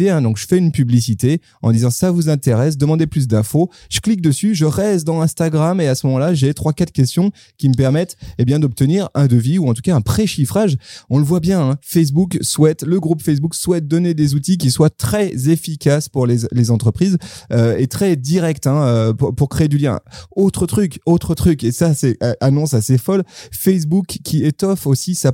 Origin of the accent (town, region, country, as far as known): France